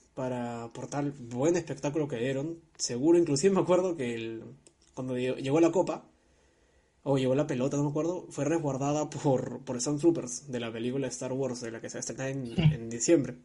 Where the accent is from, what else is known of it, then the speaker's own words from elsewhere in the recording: Peru; a mí como, como peruano